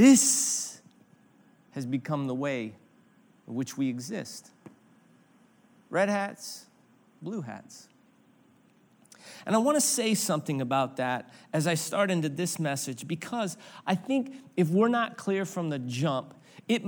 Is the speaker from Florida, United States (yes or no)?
no; Granite City, Illinois, United States; I grew up in Granite City, Illinois